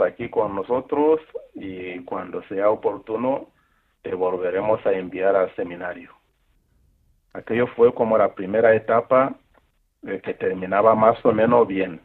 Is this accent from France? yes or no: no; Rwanda; moved away as an adult; also born or lived in Central African Republic; nací en Ruanda, en, el norte de la capital de Kigali, y una infancia normal, en un país tranquilo